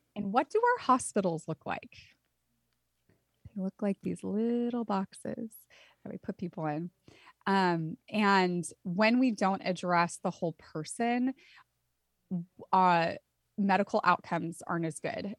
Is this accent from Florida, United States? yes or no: no; Santa Cruz, California, United States; I grew up in Santa Cruz, California.